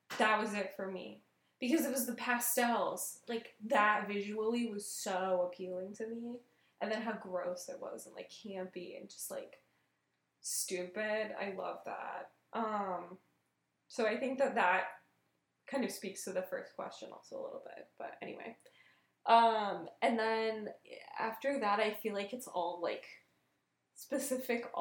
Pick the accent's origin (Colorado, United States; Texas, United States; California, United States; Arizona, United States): Arizona, United States; Tucson; video rental store in my hometown, Casa Video